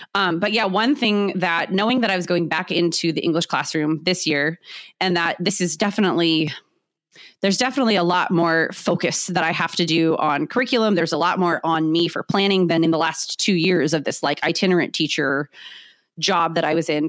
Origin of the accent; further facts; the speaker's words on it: San Diego, California, United States; I am born and raised in San Diego